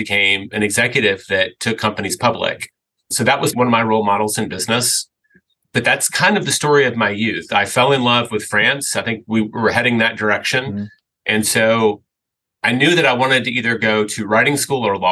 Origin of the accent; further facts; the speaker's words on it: Memphis, Tennessee, United States; moved away as an adult; also born or lived in Mississippi Delta; I grew up in Memphis, Tennessee. And stayed there until I graduated from undergraduate.